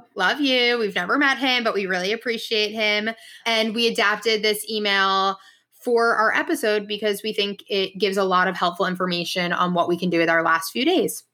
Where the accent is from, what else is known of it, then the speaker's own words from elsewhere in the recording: New York, United States; also born or lived in Michigan; from New York.